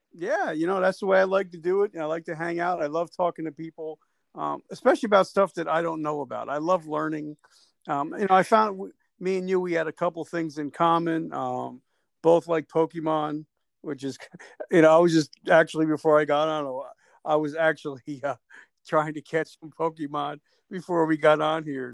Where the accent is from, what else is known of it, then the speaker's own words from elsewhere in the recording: New Jersey, United States; I'm from Jersey